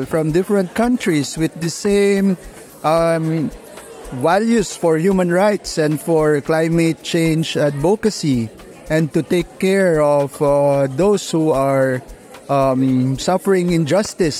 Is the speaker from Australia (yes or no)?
no; Philippines; from the Philippines